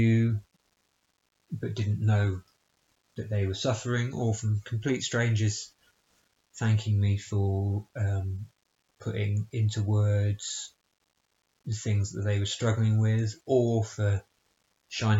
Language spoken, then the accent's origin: English; Bristol, South West England, United Kingdom; in my hometown of Bristol